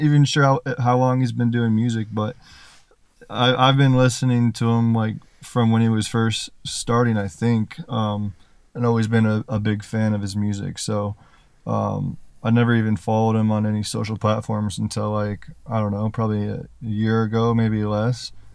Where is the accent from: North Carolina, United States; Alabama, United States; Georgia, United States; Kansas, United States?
Kansas, United States; I'm from Kansas